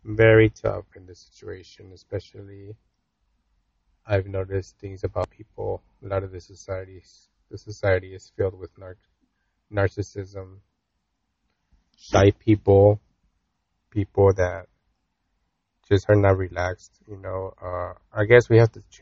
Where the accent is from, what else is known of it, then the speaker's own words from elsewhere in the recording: United States; growing up in America